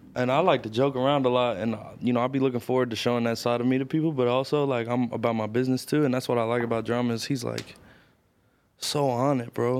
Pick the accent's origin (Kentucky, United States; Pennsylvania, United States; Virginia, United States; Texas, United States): Kentucky, United States; Louisville; moved away; also born or lived in Atlanta; I'm from the Highlands neighborhood of Louisville